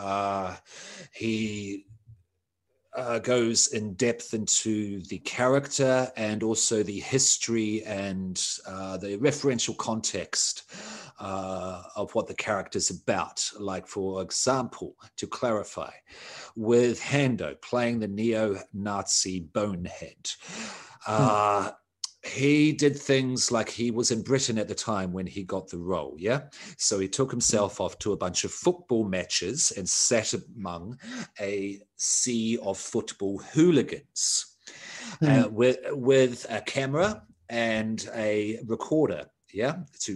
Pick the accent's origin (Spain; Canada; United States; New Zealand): New Zealand; also born or lived in Australia; am Australian born, but grew up in New Zealand.